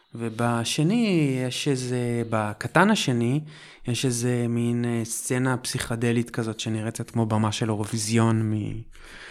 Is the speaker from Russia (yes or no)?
no; Holon, Tel Aviv District, Israel; moved away as an adult; also born or lived in Jerusalem; במקור מחולון